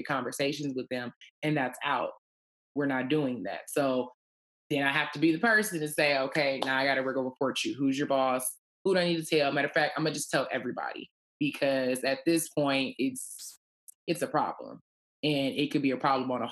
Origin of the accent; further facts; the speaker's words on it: Detroit, Michigan, United States; I grew up in Detroit